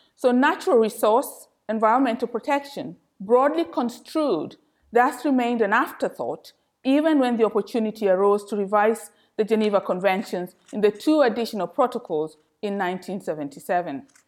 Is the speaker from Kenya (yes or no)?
yes; Kenya; moved away as an adult; now in London, United Kingdom; I was born and educated in Kenya